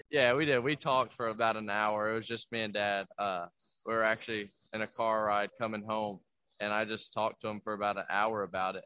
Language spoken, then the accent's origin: English; Kentucky, United States; I'm from Kentucky. I live an hour from Kentucky